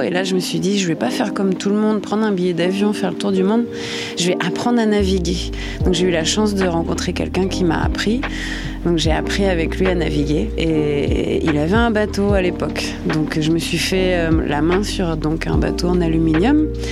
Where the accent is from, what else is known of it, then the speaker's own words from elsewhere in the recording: Normandy, France; now in French Polynesia; Je suis normande, j'ai 35